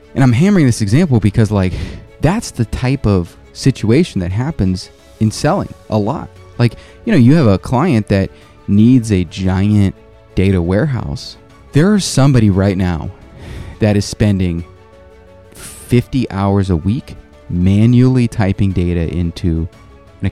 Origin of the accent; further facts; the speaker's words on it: South Korea; moved away; I grew up in Korea